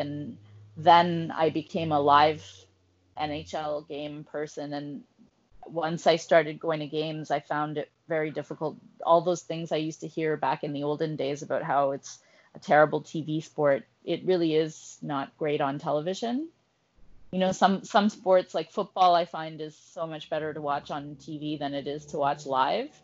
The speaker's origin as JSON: {"language": "English", "town": "Ottawa", "region": "Ontario", "country": "Canada", "tie": "born or raised there", "said": "I grew up in Ottawa in the 80s"}